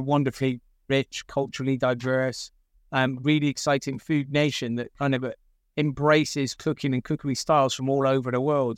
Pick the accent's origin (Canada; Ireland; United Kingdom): United Kingdom; Gloucester, South West England; I grew up, um, in the centre of Gloucester, um, single parent family